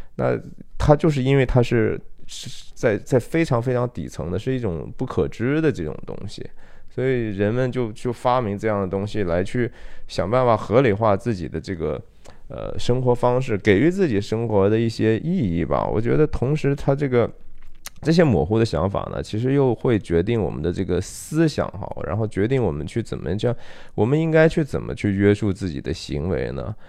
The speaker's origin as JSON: {"language": "Chinese", "country": "China", "said": "我们中国人"}